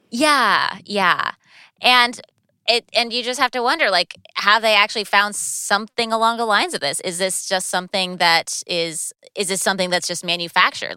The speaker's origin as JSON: {"language": "English", "region": "California", "country": "United States", "said": "speaking as a Californian"}